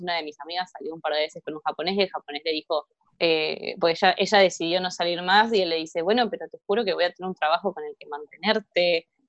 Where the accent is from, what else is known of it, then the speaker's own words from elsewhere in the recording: Argentina; este es el país en el que vivimos